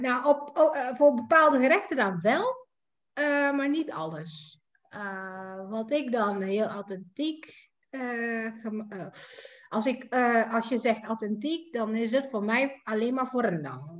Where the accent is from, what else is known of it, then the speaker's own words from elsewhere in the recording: Jakarta, Indonesia; moved away as an adult; also born or lived in Leiden, Netherlands; now in Netherlands; Ik ben geboren en getogen in Jakarta, inderdaad. Ik ben dus hier eh, komen wonen in 2007